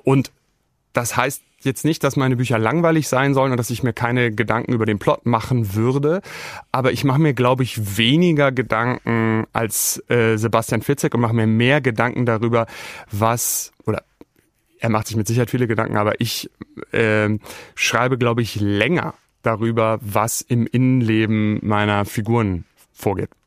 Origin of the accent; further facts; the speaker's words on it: Germany; ich komme aus Deutschland